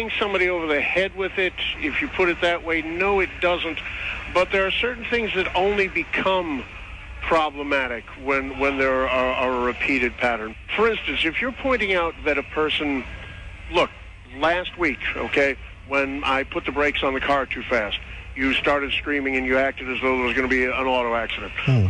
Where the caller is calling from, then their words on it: New Jersey, United States